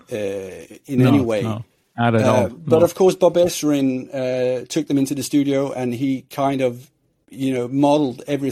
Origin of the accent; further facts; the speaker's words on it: Sweden; I grew up in Sweden